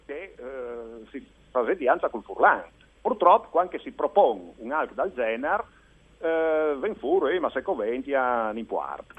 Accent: Gorizia, Friuli-Venezia Giulia, Italy; also born or lived in Udine; io sono di Gurizza

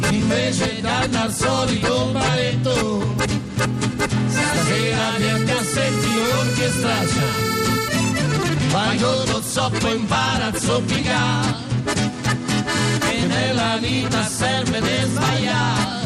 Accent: Triveneto, Italy; noi siamo … eh, eh, ma siamo del Triveneto

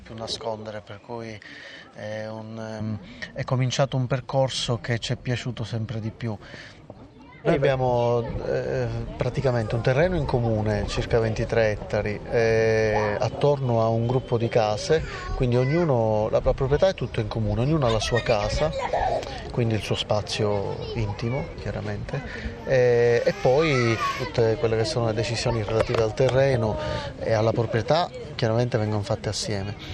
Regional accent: Palermo, Sicily, Italy; moved away; io sono nato e cresciuto a Palermo

